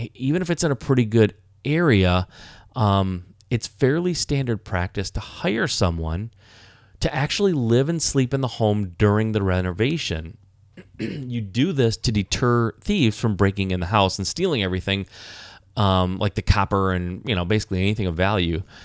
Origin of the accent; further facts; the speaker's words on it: Michigan, United States; I was born and raised in Michigan